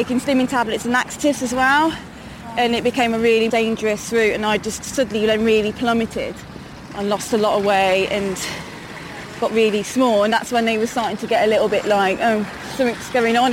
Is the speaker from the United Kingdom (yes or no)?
yes; Malvern, West Midlands, United Kingdom; moved away as an adult; now in Worcester, United Kingdom; I was originally from Malvern, which is not that far from Worcester